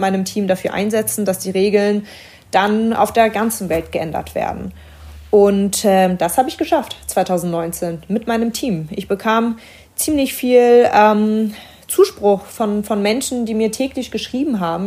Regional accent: Berlin, Germany; Meine Familie kommt aus dem Libanon. Ich bin in Berlin geboren.

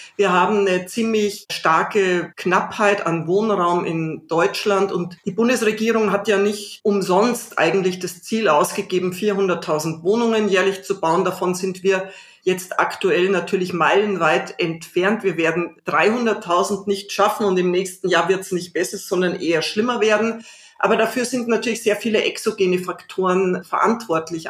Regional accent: Salzburg, Austria; born or raised there; now in Berlin, Germany

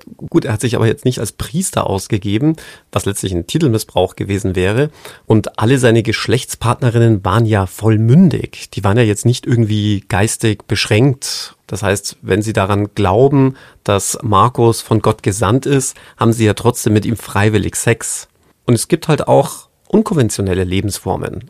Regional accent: British / Englishman, England, United Kingdom; als waschechter Brite Englishman, a gentleman

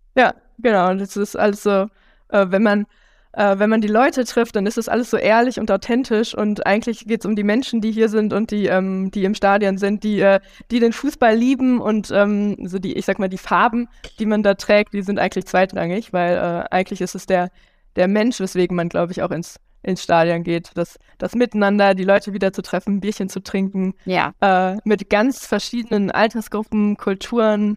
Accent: Mülheim an der Ruhr, North Rhine-Westphalia, Germany; ich zum Beispiel komme aus Mülheim

